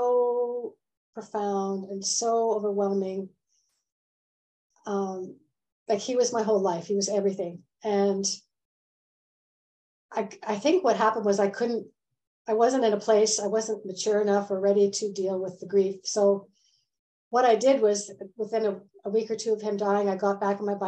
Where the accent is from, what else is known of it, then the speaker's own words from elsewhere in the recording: Canada; moved away as an adult; also born or lived in Vancouver; I'm a Canadian, but I've lived a lot of years outside of Canada